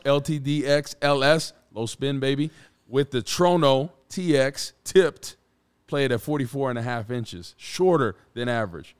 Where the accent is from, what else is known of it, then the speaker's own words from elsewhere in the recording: Rutherford, New Jersey, United States; my hometown of Rutherford, New Jersey